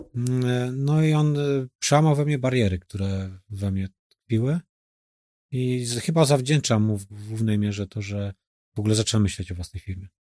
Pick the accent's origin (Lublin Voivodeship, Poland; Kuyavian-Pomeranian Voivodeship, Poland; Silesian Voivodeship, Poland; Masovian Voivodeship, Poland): Masovian Voivodeship, Poland; now in Poznań, Poland; Sam pochodzę z zaboru rosyjskiego